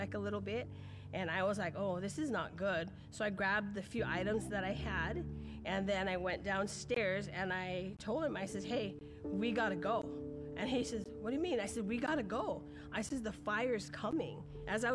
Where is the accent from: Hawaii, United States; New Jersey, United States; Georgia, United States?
Hawaii, United States; Lahaina; I'm from Lahaina, Maui. I'm 57 years old, so I've lived here all my life.